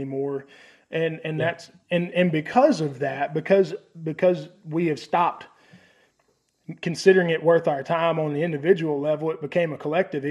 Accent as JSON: {"language": "English", "area": "near Pearl", "region": "Mississippi", "country": "United States", "tie": "born or raised there", "said": "15 minutes from where I grew up in Pearl, Mississippi"}